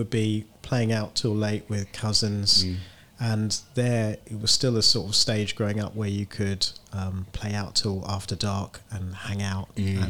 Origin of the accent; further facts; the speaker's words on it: Bromley, London, United Kingdom; And we grew up in Bromley. Most of my conscious life was in Bromley, a suburb of London.